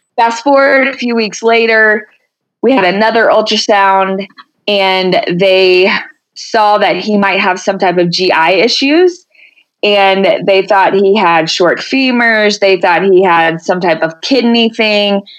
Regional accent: Denton, Texas, United States; moved away as an adult; now in Colorado Springs, United States; from Texas, so I will always claim

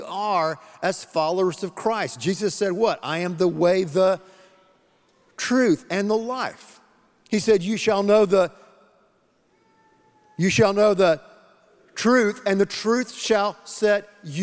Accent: the Carolinas, United States; moved away; I'm originally from the Carolinas, okay? North Carolina, South Carolina.

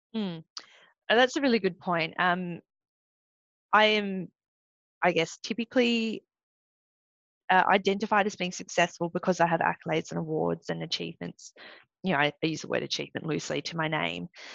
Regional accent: Australia; first language English; also born or lived in Malaysia; being an Australian Malaysian, training in Australia but representing Malaysia, but not being able to speak anything else but English

